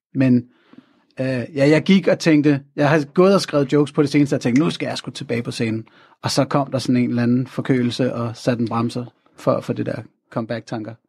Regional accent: North Zealand, Capital Region of Denmark, Denmark; Jeg er sådan født og opvokset i Nordsjælland i 80'erne

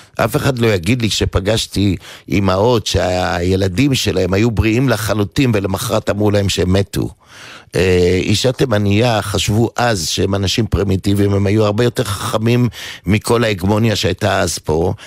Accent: Givatayim, Tel Aviv District, Israel; אני גדלתי בעיר אה, אה, גבעתיים

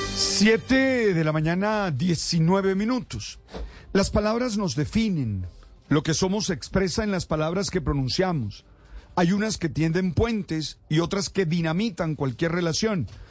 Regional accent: Caribbean Region, Colombia; Yo soy del Caribe, donde usamos constante constantemente palabras que son muy, muy nuestras

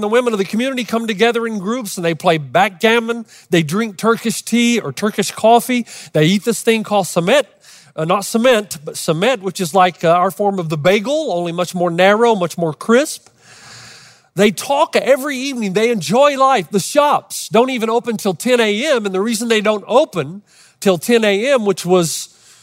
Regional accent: Los Angeles, California, United States

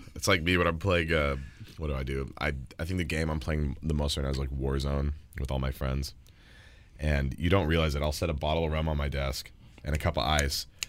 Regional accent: Texas, United States; I'm from Texas, where we pride ourselves in the tacos

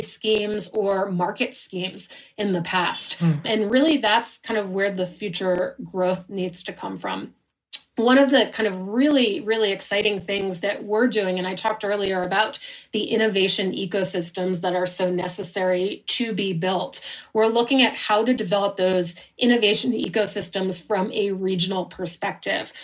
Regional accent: United States; now in Switzerland; an American who lives in Switzerland right now.

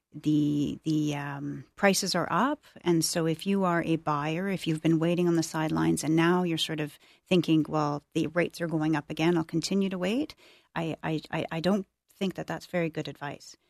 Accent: Toronto, Ontario, Canada; now in Ottawa, Canada; I grew up in Toronto

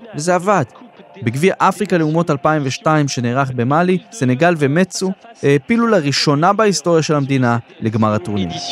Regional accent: Israel

